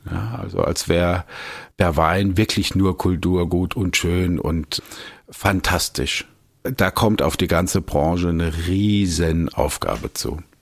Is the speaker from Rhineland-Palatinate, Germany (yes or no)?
yes; Landau, Rhineland-Palatinate, Germany; ich komme aus Landau, das ist die größte weinbautreibende Gemeinde